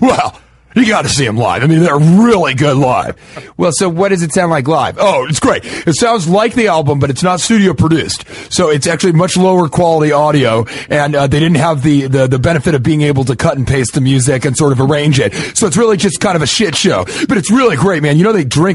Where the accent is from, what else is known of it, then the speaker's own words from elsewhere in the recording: Denver, Colorado, United States; I'm from Denver